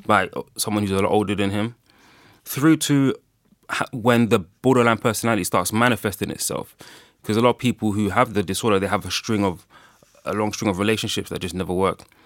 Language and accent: English; Ghana; I'm from Ghana